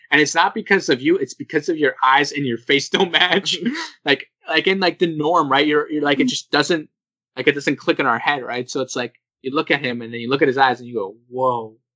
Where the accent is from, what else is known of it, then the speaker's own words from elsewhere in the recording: Canada; I'm still a Canadian.